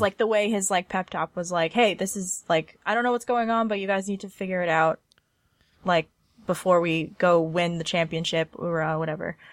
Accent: Southern California, United States; I grew up in Southern California and, like, not in L

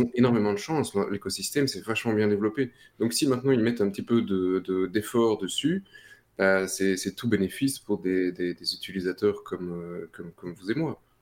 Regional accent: Belgium; chez nous en Belgique, Proximus

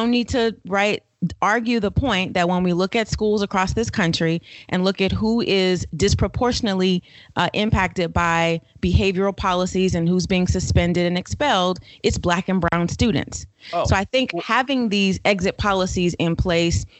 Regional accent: Florida, United States; moved away as an adult; now in Atlanta, United States; Born and raised in Florida, came to Atlanta to go to college and never went back

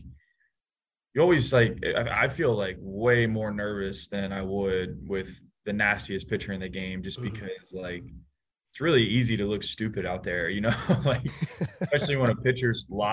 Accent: Atlanta, Georgia, United States; moved away as an adult; now in San Francisco, United States; growing up in Atlanta

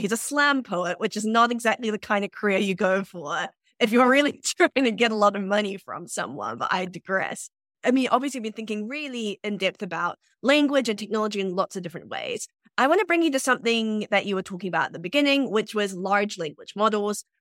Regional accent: New Zealand; also born or lived in Sierra Leone; I'm from New Zealand and I grow up there

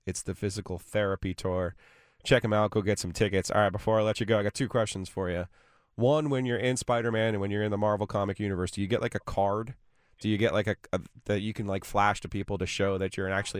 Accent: New Jersey, United States; now in North Carolina, United States; I'm from New Jersey, so, and when I moved down here

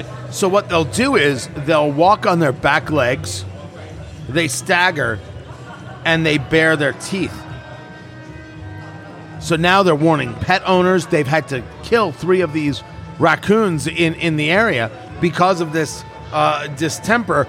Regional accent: New Jersey, United States; I grew up in New Jersey

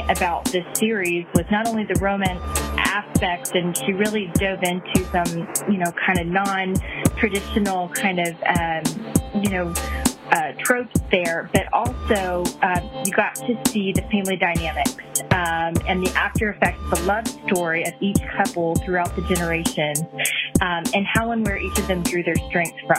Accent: Texas, United States; I'm from Texas

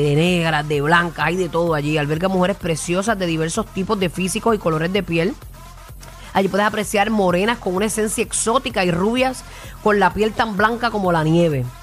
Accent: Puerto Rico

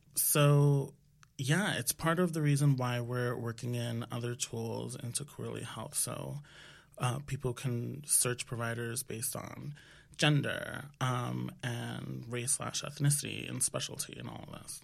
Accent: New York, United States; I am from the Washington Heights originally here in New York, and my parents are from the Dominican Republic. So I grew up in not just a Dominican household, but a Dominican neighborhood

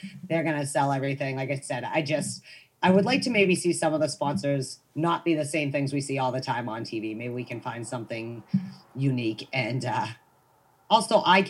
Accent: United States; I'm an American.

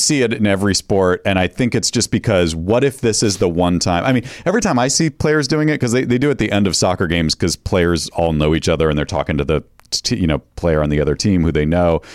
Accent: New England, United States; I grew up in New England

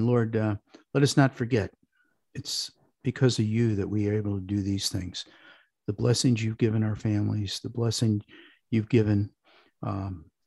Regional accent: Parma, Ohio, United States; moved away as an adult; also born or lived in Chicago; I grew up in a suburb of Cleveland called Parma

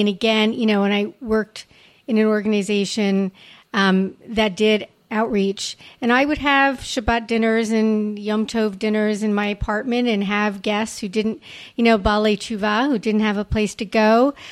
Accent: Montreal, Quebec, Canada; when I grew up in Montreal

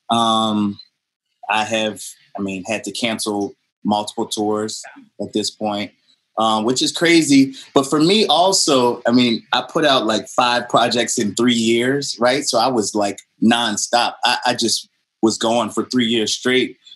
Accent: New Orleans, Louisiana, United States; I didn't want growing up in New Orleans. I didn't want to be a traditional jazz musician, right?

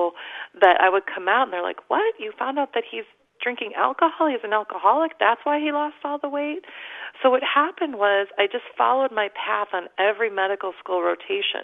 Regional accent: Chicago, Illinois, United States; moved away as an adult; also born or lived in Omaha, Nebraska / Atlanta, Georgia / Los Angeles, California; I grew up in the Chicago area

